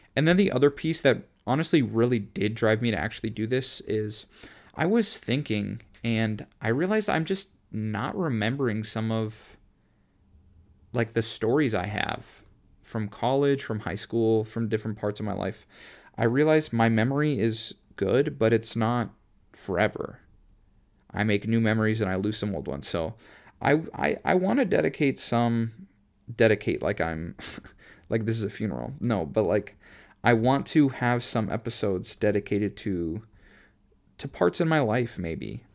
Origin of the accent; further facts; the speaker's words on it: Minnesota, United States; also born or lived in Boston area; now in Boston, United States; I went to high school in Minneapolis when I'm from Minnesota.